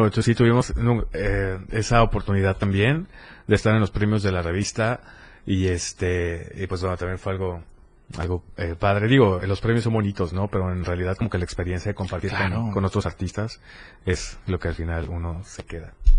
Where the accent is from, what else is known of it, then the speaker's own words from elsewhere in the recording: Tuxtla Gutiérrez, Chiapas, Mexico; also born or lived in Berriozábal; soy de acá, soy de Tuxtla